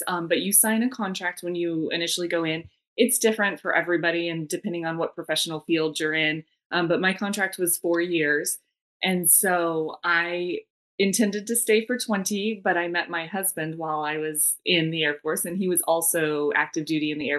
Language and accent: English; Arizona, United States; also born or lived in Washington, D.C.; born and raised in Arizona, I joined the military out of Arizona.